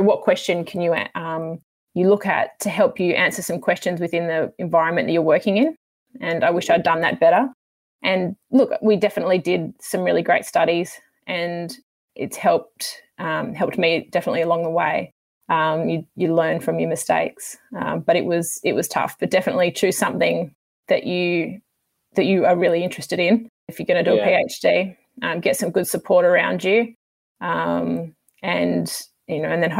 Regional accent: Sydney, New South Wales, Australia; moved away as an adult; I'm from Sydney originally

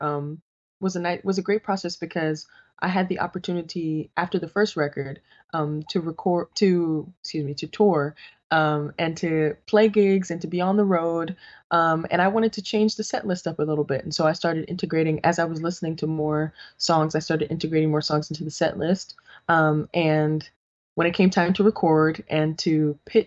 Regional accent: New York City, New York, United States; growing up in the Boogie Down

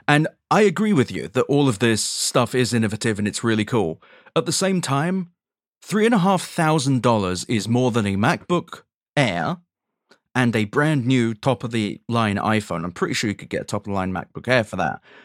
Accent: London, United Kingdom; moved away as an adult; also born or lived in New York / North Carolina; as a Londoner

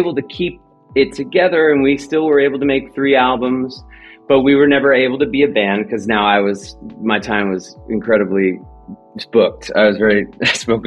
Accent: Los Angeles, California, United States; the San Fernando Valley where I was from

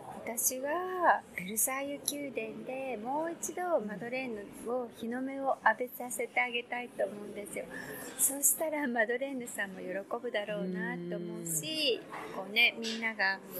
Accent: Gamagori, Aichi, Japan; also born or lived in Tokyo; その生まれ育った海の見える蒲郡

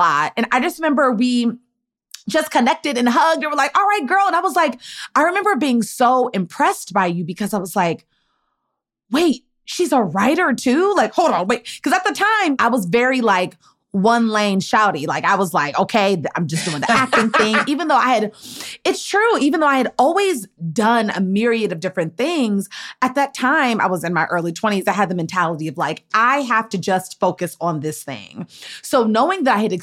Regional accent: Maryland, United States; we come from the same place. We're both Maryland girls.

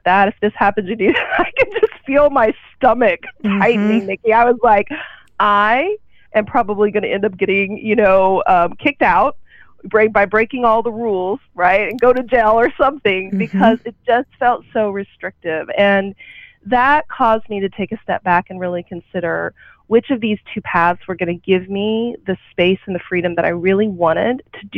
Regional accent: Oklahoma, United States; growing up in a small town, I grew up in Oklahoma

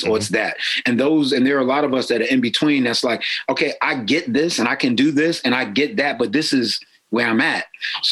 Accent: New York, United States; now in Baltimore, United States; I'm from New York, so we were celebrating Kwanzaa back in 75

